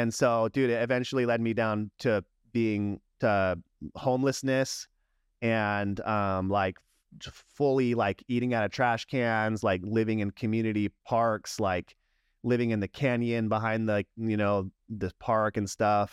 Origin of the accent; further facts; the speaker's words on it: San Diego, California, United States; also born or lived in Long Beach, California / Yuma, Arizona; when I was five, my family moved to San Diego